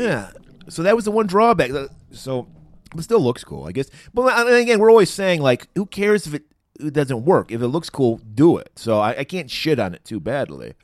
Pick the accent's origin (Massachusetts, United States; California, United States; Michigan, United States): Michigan, United States; Detroit area; I grew up in the Detroit area